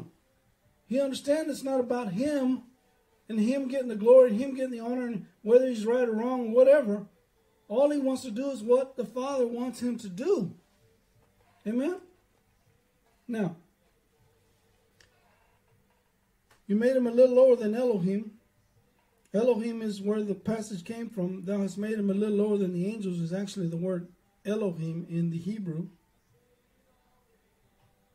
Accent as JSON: {"language": "English", "area": "Dillon", "region": "Texas", "country": "United States", "tie": "born or raised there", "said": "we grew up over there in Dillon"}